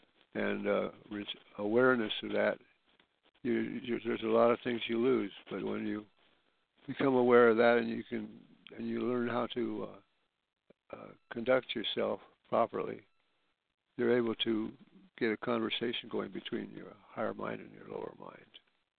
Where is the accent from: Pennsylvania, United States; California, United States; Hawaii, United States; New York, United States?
Hawaii, United States; born there; born in Hawaii, and I should be able to do it.